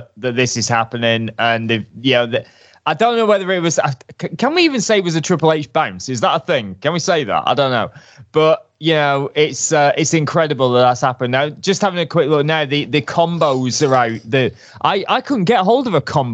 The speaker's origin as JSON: {"language": "English", "country": "United Kingdom", "said": "I'm a Brit abroad"}